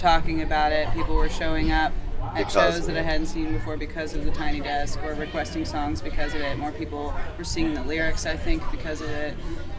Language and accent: English; Hendersonville, North Carolina, United States; I grew up in Hendersonville, just south of Asheville, so I've seen it change a lot through the years, but it's still so nice to be based out of there.